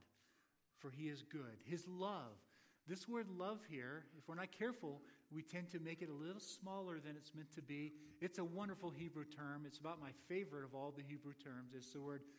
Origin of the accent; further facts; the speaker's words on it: Florida, United States; moved away; I'm from Florida.